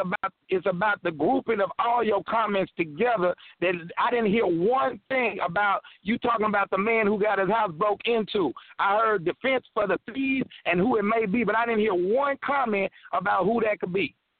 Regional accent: Chicago, Illinois, United States; born there; I was born in Chi-Town. So I was a big Jordan fan.

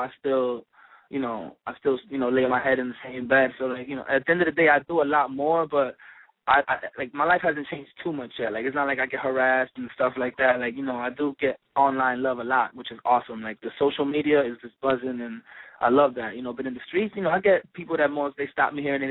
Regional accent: New York City, New York, United States; Growing up, like, in Washington Heights was, like, you know, I'm still growing up in Washington Heights

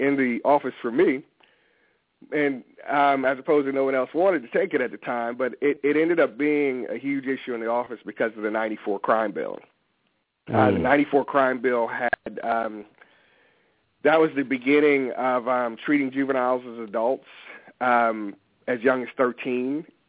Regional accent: Newport News, Virginia, United States; moved away; also born or lived in Prince George's County, Maryland; I'm originally from Newport News, Virginia.

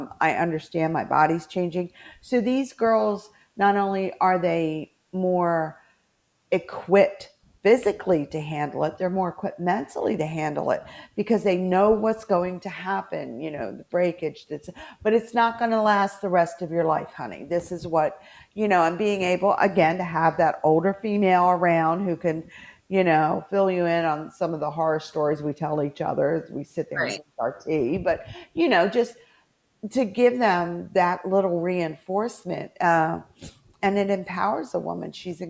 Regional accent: Fairmont, West Virginia, United States; my home state of West Virginia.

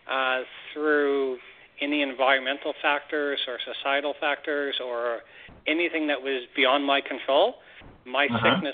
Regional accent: Canada; as a Canadian

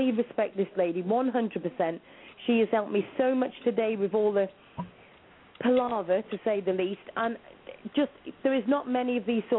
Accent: Shropshire, West Midlands, United Kingdom; I'm from Shropshire.

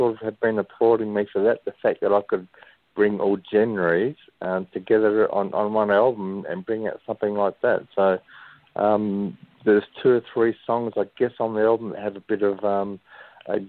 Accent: Western Australia, Australia; I'm an Australian, West Australian born singer-songwriter

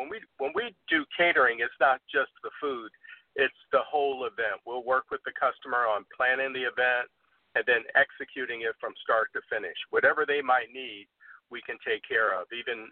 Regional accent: Detroit, Michigan, United States; I was born and raised in Detroit, Michigan

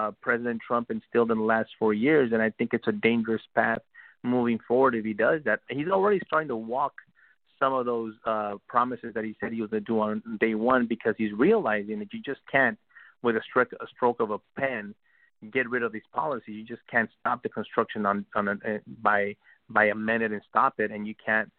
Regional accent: United States; I'm an American. I was born and raised here

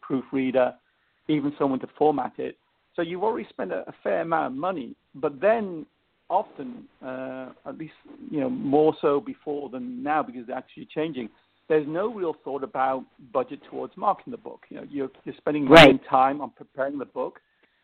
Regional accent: England, United Kingdom; accent: English; my English accent

